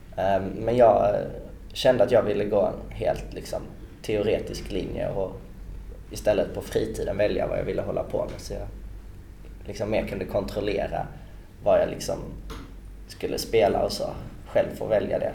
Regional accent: Lund, Skåne, Sweden; i Lund där jag kommer från

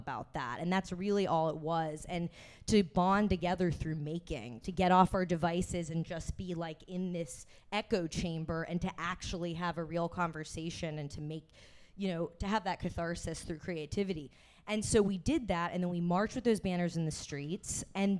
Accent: Texas, United States; moved away; I'm from Texas originally, so obviously a big gun culture there as well. Like, that's where I was raised.

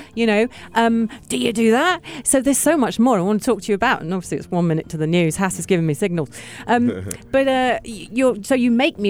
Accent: United Kingdom; now in United Arab Emirates; because I'm so British.

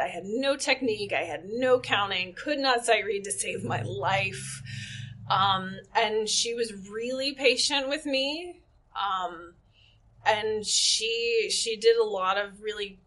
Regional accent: Dallas, Texas, United States; moved away as an adult; also born or lived in Indiana; I was living in Indiana at the time, and I'm from Dallas

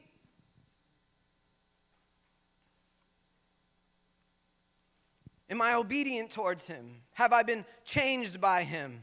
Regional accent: United States; We in Sunset right now. I grew up in Sunset most of my days

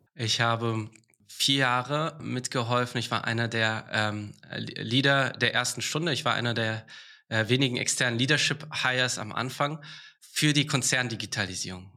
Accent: Karlsruhe, Baden-Württemberg, Germany; moved away as an adult; also born or lived in England; now in Berlin, Germany; ich komme ursprünglich aus Karlsruhe

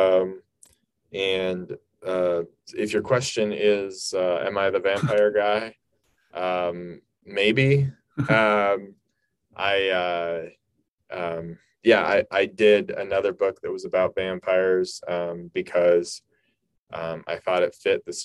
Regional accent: Pacific Northwest, United States; I'm from the Pacific Northwest

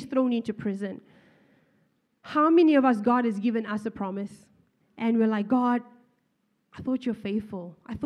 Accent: Zimbabwe; moved away; Even I am from Zimbabwe

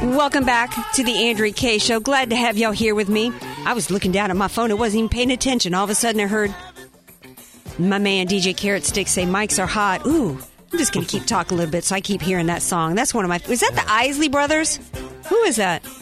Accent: Louisiana, United States; also born or lived in North Carolina; I'm from Louisiana, I, was born in North Carolina

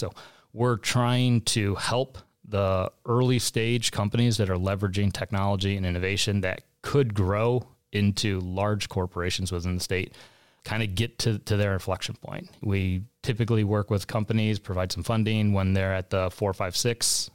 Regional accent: St. Louis, Missouri, United States; moved away as an adult; also born or lived in San Diego, California; Born and raised in St. Louis

